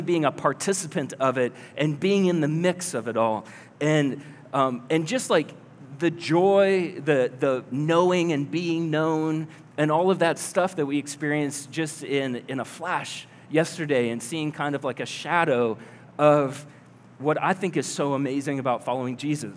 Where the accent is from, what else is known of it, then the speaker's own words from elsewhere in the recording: Collins, Iowa, United States; moved away as an adult; also born or lived in Oklahoma City; I grew up in Collins.